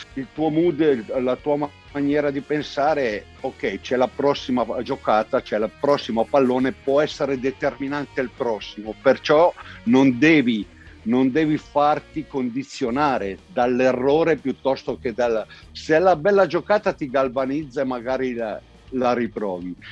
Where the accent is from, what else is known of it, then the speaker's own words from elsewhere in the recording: province of Como, Lombardy, Italy; io sono lombardo dalla provincia di Como, un paesino piccolino e insomma l'oratorio era il centro nevralgico, no? per cui il campetto di calcio sotto casa dove i pomeriggi con gli amici si giocava sempre